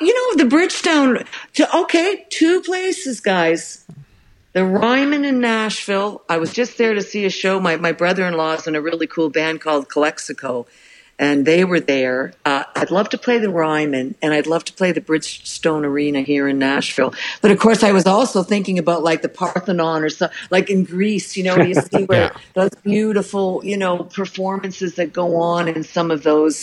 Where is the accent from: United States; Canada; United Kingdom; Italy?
Canada; I'm Canadian